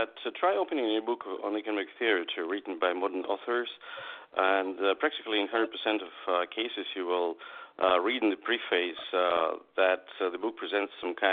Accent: Moscow, Russia; I'm a writer from Russia, from Moscow

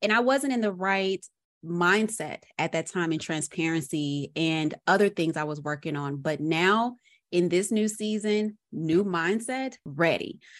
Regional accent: Arkansas, United States; now in Atlanta, United States

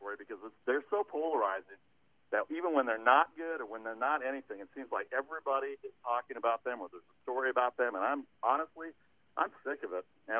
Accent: Illinois, United States; I'm first generation. I was born in Illinois. They spoke the whole time, and I understood it. So I'm kind of like 50% fluent, the 50% being the hearing part.

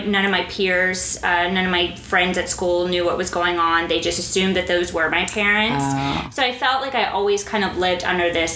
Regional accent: Fort Worth, Texas, United States; moved away as an adult; also born or lived in France / Dubai, United Arab Emirates; I was born in Fort Worth, Texas

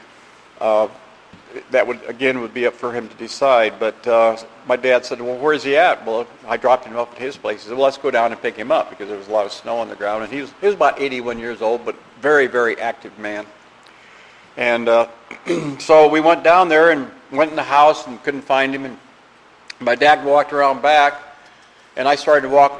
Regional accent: Iowa, United States; I grew up in the Midwest. I was raised in Iowa. Grew up in a small village

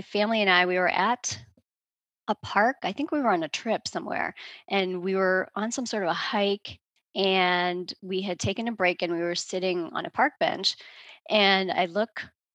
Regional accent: outside of Boston, Massachusetts, United States; I'm from outside of Boston, Massachusetts. That's where I grew up

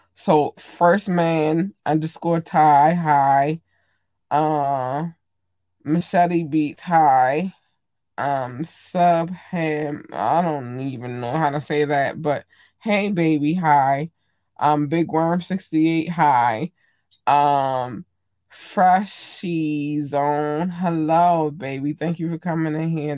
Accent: Baltimore, Maryland, United States; I'm from Maryland. I live in Baltimore. Well, I live in Baltimore County, but I'm from Baltimore City

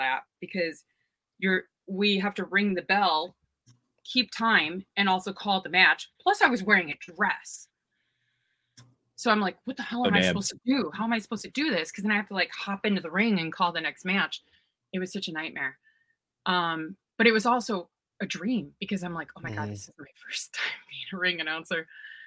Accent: Chicago, Illinois, United States; I grew up in Chicago

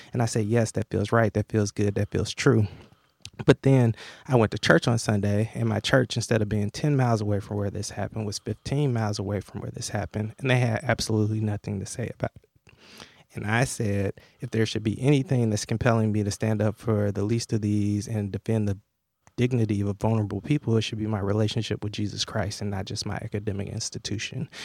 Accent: Atlanta, Georgia, United States; I grew up in Atlanta in the shadows of Dr. King

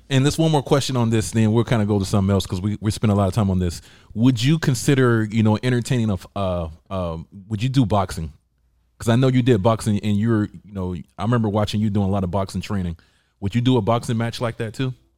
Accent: Georgia, United States; I'm from Georgia.

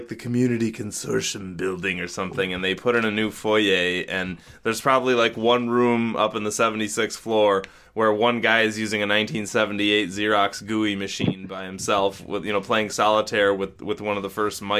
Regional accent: Niagara, New York, United States; So the whole time I was there, I just said I'm from Niagara.

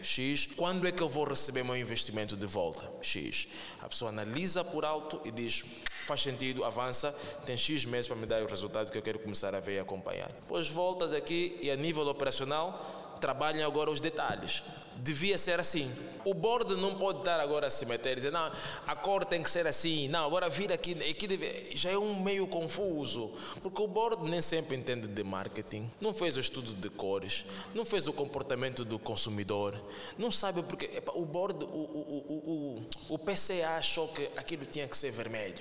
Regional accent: Angola; nós como angolanos

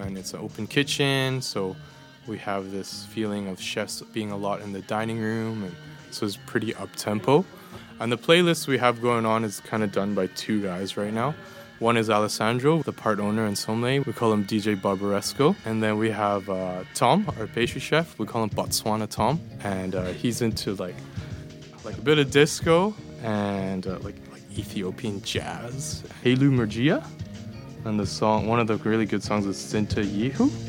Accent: Edmonton, Alberta, Canada; moved away as an adult; now in Copenhagen, Denmark; born and raised in Edmonton, Alberta, in Canada

